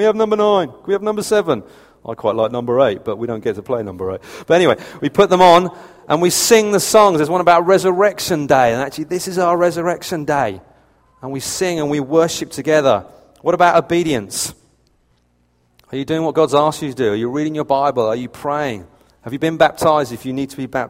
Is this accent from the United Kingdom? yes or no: yes; United Kingdom; I'm British to the point of annoyance